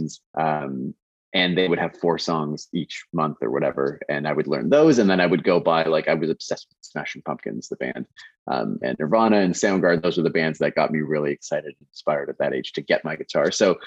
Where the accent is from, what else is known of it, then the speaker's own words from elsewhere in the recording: Kitchener, Ontario, Canada; I grew up in Kitchener, small town, smallish town, bigger now.